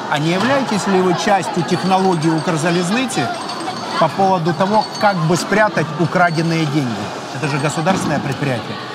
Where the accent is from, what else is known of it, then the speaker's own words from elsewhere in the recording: Kyrylivka, Zaporizhzhia Oblast, Ukraine; я в месте, где я вырос, а я вырос в Кирилловке.